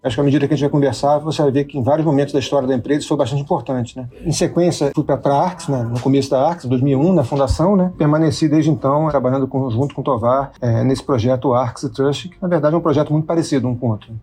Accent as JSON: {"language": "Portuguese", "region": "Rio de Janeiro", "country": "Brazil", "tie": "born or raised there", "said": "Sou carioca também"}